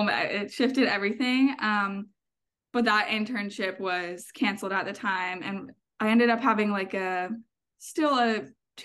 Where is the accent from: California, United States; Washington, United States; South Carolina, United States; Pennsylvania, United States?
Pennsylvania, United States; I'm from Pennsylvania